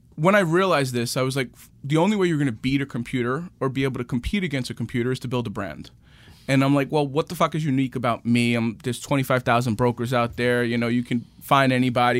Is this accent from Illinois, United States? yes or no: no; New York City, New York, United States; I'm from Queens. Born and raised, my parents still live in the same house I grew up in, in Rego Park.